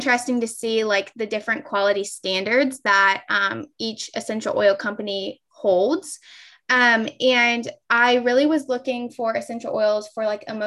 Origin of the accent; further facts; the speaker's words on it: Ohio, United States; also born or lived in Kentucky; I'm from Ohio